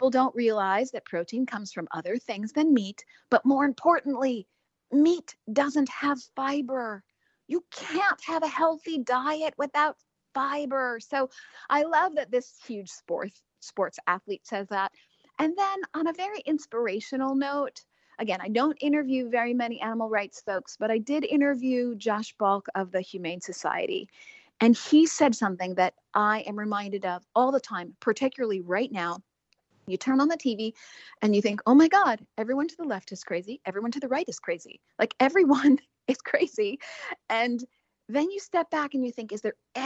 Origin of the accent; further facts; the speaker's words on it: Chicago, Illinois, United States; I'm from Chicago originally